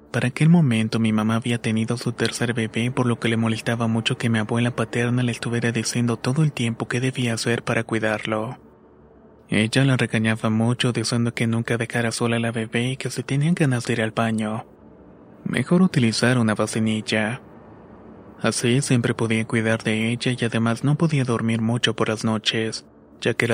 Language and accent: Spanish; Mexico; also born or lived in Tehuacán / Tlaxcala; tengo 23 años y soy de México. Cuando era niño, por razón del trabajo de mis padres, nos mudamos durante un tiempo a Tehuacán y luego a Tlaxcala.